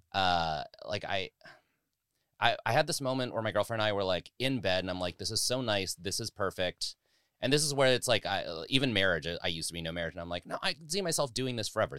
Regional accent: Las Vegas, Nevada, United States; also born or lived in Bay Area / Chicago / New York; now in Los Angeles, United States; I grew up in Las Vegas

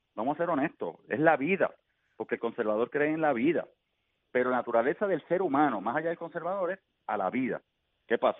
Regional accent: Puerto Rico; somos como pueblo puertorriqueño

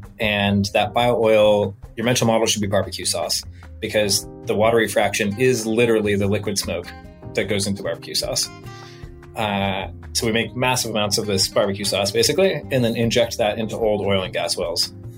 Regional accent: Pullman, Washington, United States; Beautiful. First off, the Palouse is what that region is called. It's just absolutely beautiful.

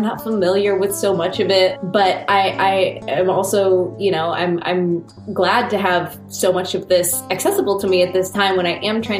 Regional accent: Iowa, United States; I'm also Korean American. I am from Iowa, and I grew up in Iowa, and I'm adopted.

